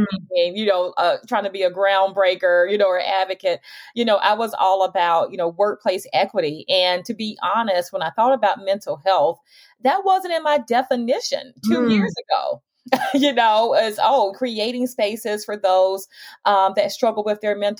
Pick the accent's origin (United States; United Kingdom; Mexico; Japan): United States; Montgomery, Alabama; I was born and raised in Montgomery, Alabama